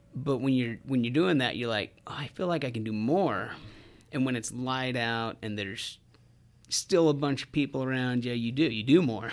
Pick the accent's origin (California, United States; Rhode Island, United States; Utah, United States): Utah, United States; Southern; I grew up in Southern Utah and come from a big family